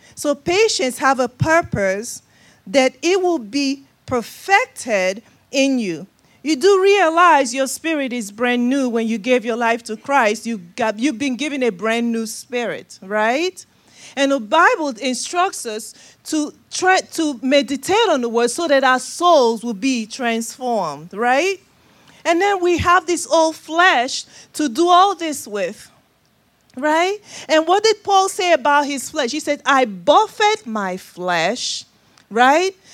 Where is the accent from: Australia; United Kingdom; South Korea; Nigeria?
Nigeria; moved away; my accent, uh, originally from Nigeria, West Africa. That's the accent you're hearing.